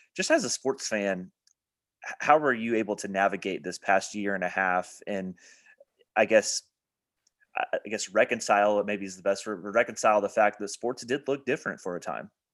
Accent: Evansville, Indiana, United States; my hometown at Evansville

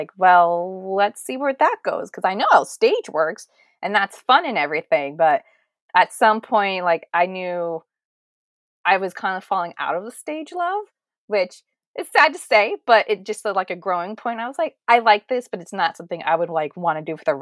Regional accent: Fremont, California, United States; I am from Fremont, California, or, you know, the Bay Area

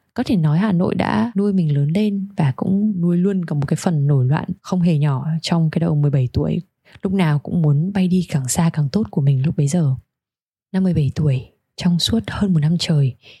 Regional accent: Hanoi, Vietnam; now in Sydney, Australia; Mình sinh ra và lớn lên ở Hà Nội

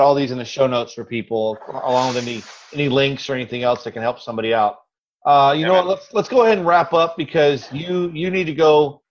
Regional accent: Florida, United States; moved away; I'm originally from Florida, so I know.

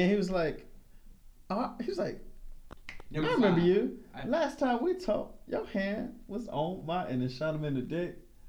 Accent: North Carolina, United States; I'm from North Carolina, so that's why I say Central.

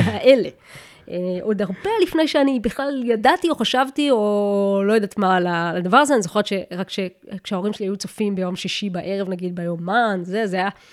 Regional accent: Kiryat Yam, Haifa District, Israel; moved away as an adult; אני מקריית ים

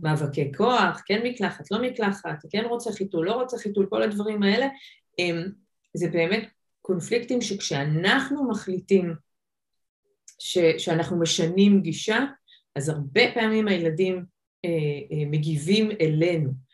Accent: Israel; also born or lived in United States; אני ישראלית

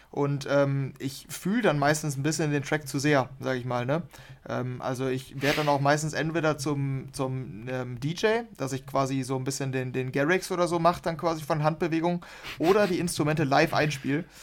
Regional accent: Dortmund, North Rhine-Westphalia, Germany; Dortmund ist extrem hässlich, ähm, weil früher wir, wir kommen hier aus dem Ruhrgebiet und das hat Spuren hinterlassen.

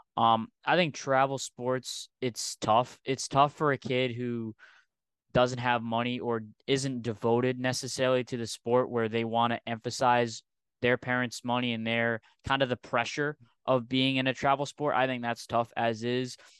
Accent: Rhode Island, United States; I'm from Rhode Island

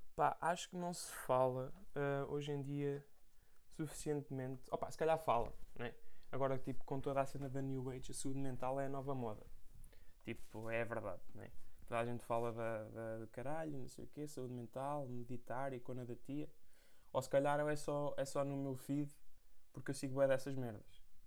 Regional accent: Portugal; now in London, United Kingdom; voltei à minha terra natal

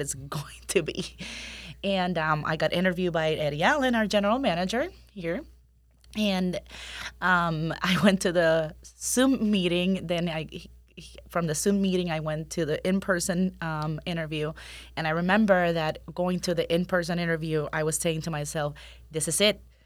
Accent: Puerto Rico; moved away as an adult; also born or lived in Colorado / Los Angeles / South Carolina / Pennsylvania; now in Winter Haven, United States; I am originally born and raised in Puerto Rico

